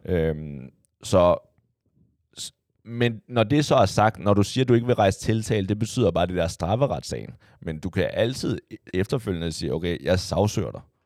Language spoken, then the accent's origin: Danish; Copenhagen, Capital Region of Denmark, Denmark; jeg voksede op ude på Amager